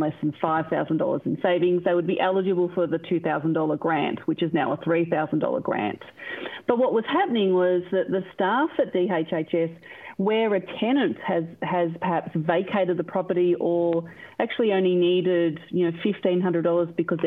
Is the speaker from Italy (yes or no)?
no; One Turner, Victoria, Australia; I grew up in One Turner on the quarter acre block